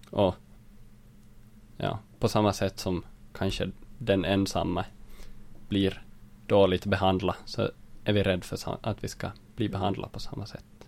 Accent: Jakobstad, Ostrobothnia, Finland; moved away as an adult; now in Vaasa, Finland; jag kommer från Jakobstad, bor för tillfället i Vasa

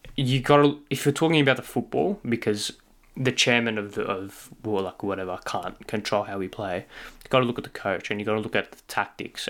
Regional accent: Australia; as an Australian football fan

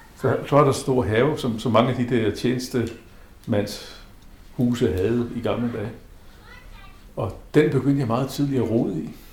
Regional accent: South Greenland, Greenland; also born or lived in Havdrup, Denmark / Nepal / Bangladesh; now in Nuuk, Greenland; Født i Nasser. Opvokset i Nasser.

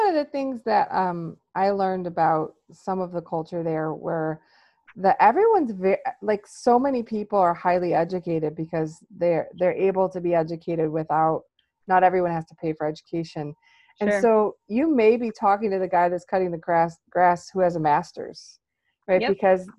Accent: United States; And I am American.

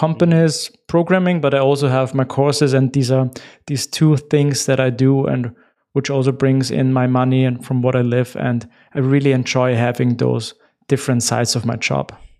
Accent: Austria; first language German; English is a second language; I'm from Austria

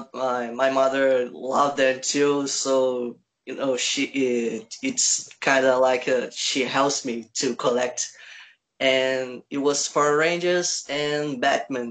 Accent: Rio de Janeiro, Brazil; English is a second language; From Brazil. Especially from Rio de Janeiro.

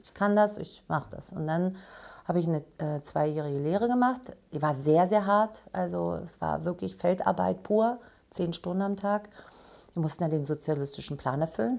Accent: former East Germany, Germany; komme aus der ehemaligen DDR

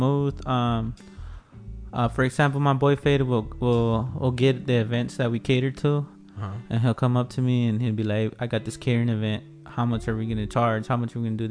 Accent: Wilmington, California, United States; moved away as an adult; now in San Pedro, United States; I grew up, born and raised in Wilmington. I went to elementary, middle, and high school

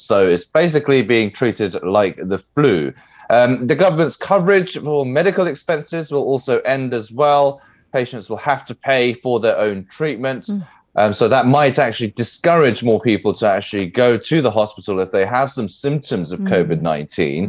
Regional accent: England, United Kingdom; moved away; I'm from England

